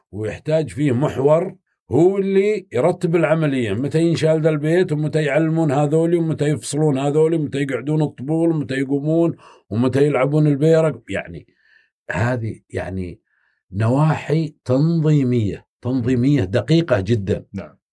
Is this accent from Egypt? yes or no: no; Saudi Arabia